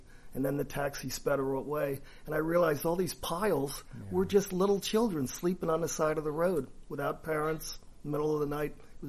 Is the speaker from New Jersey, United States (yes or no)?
yes; New Jersey, United States; My mother was a travel agent, so I grew up in New Jersey